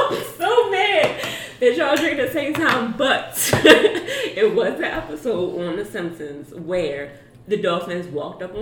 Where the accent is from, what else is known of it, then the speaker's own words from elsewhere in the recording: Baltimore, Maryland, United States; I'm from Baltimore